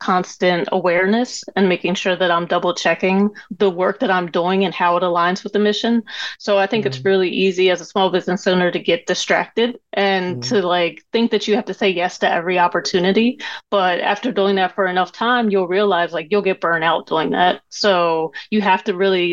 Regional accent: Coatesville, Pennsylvania, United States; moved away as an adult; also born or lived in Philadelphia; I'm actually from Coatesville, Pennsylvania, which is not that far

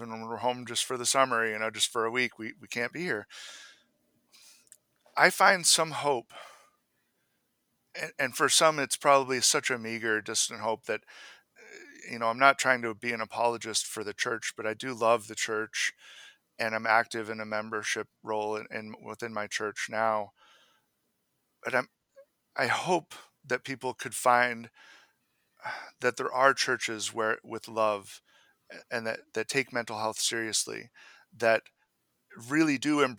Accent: Maine, United States; My wife and I actually made the choice that we can't attend the church I grew up in Maine. When we were back for summers, you know, visiting my family, we would often go there

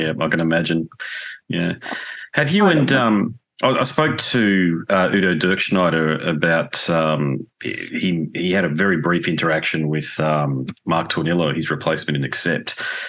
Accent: Australia; accent: Australian; apologies for my Australian accent saying Tarja.

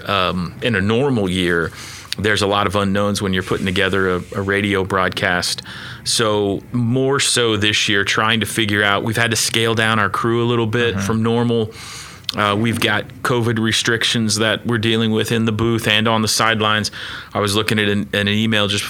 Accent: Mustang, Oklahoma, United States; also born or lived in New Castle, Indiana; I lived in Mustang throughout elementary school and junior high

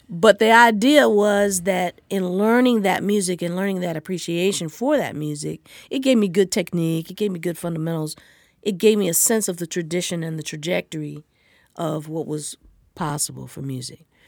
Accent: Los Angeles, California, United States; I'm from Los Angeles

